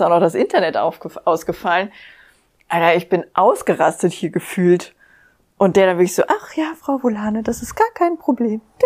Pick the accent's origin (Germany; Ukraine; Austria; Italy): Germany; near Wixhausen, Hesse; also born or lived in Frankfurt; da, wo ich aufgewachsen bin, war Wixhausen in der Nähe